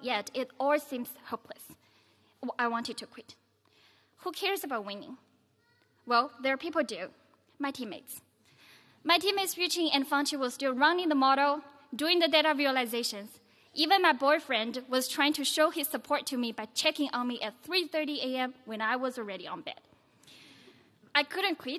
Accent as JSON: {"language": "English", "region": "Yunnan", "country": "China", "moved": "yes", "said": "I'm from Yunnan province of China."}